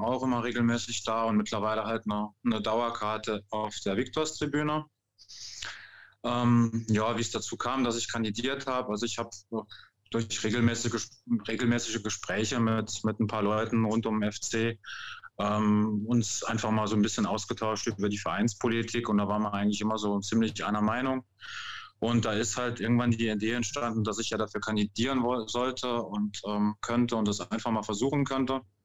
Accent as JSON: {"language": "German", "town": "Grosbliederstroff", "region": "Grand Est", "country": "France", "tie": "born or raised there", "also_born_or_lived": "Saarbrücken", "moved": "yes", "said": "Ich bin in Saarbrücken geboren. Ähm, bin dann in Frankreich aufgewachsen, habe da 35 Jahre lang gelebt, direkt hinter der Grenze in Großbittersdorf"}